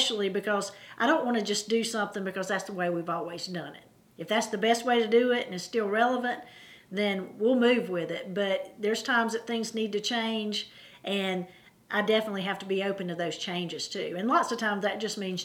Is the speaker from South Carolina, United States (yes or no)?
yes; Anderson School District 3, South Carolina, United States; I grew up in Anderson School District 3